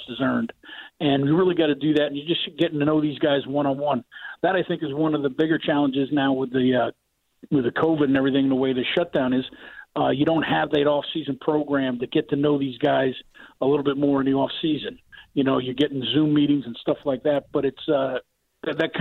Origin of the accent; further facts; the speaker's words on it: New Jersey, United States; moved away as an adult; now in Chicago, United States; I'm from North Jersey, yes, from Morrendale, New Jersey.